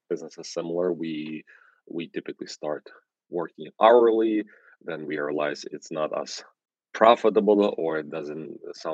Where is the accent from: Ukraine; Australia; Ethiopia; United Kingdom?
Ukraine; English is a second language; now in New York, United States; I'm originally from Ukraine, that's why I have an accent, but live for half of my life here in New York